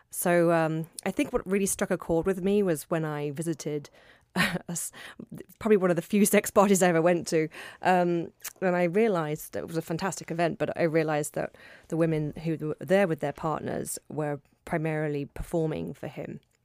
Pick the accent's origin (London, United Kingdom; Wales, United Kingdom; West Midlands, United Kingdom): London, United Kingdom; London, my hometown